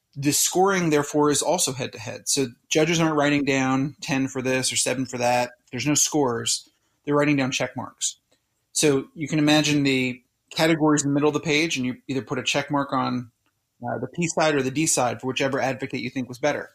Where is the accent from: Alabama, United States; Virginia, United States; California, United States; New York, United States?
California, United States; Southern; moved away as an adult; also born or lived in Philadelphia; my hometown in, in Southern California